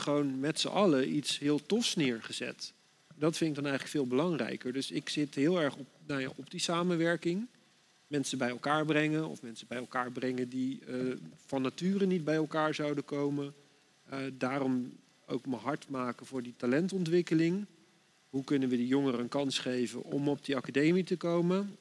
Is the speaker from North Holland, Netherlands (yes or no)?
no; Dordrecht, South Holland, Netherlands; Ik ben hier geboren in Dordrecht